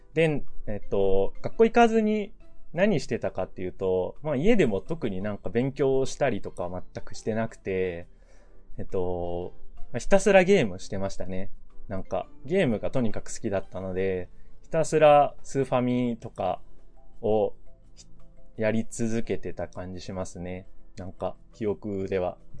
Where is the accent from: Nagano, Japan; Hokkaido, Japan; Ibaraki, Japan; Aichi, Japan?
Ibaraki, Japan; also born or lived in Saitama; 生まれは埼玉なんですけど、えっと、幼稚園の時に、親の仕事の関係で茨城に引っ越したので、まあ実質えー、茨城育ちですね。茨城育ちです。茨城出身と普段は言っています。